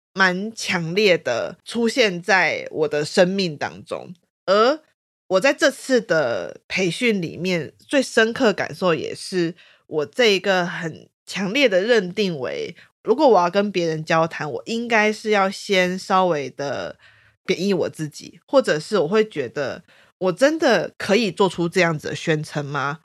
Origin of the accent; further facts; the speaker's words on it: Taiwan; 我是台湾人